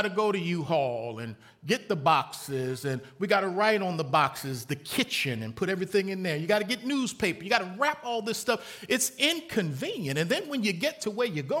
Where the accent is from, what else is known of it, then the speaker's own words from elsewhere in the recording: Baltimore, Maryland, United States; moved away as an adult; also born or lived in Lynchburg, Virginia; From the time I was born in Baltimore, Maryland, to the time I went to college in Lynchburg, Virginia, I lived in three houses.